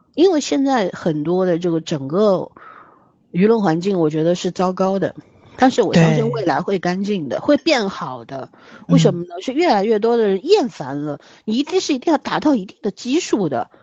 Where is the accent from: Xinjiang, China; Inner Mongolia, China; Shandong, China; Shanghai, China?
Shanghai, China; 我是一个上海人